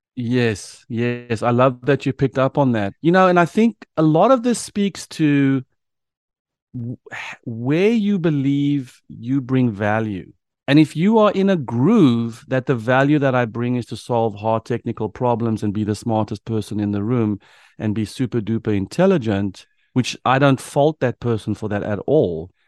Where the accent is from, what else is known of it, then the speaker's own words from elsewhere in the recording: South Africa; moved away as an adult; now in United States; a South African who moved to the United States